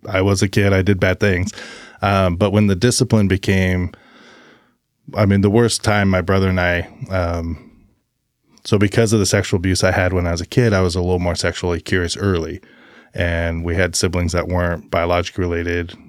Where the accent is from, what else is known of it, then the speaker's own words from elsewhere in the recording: Albany, Oregon, United States; also born or lived in Brookings, Oregon; I was born in Albany, Oregon.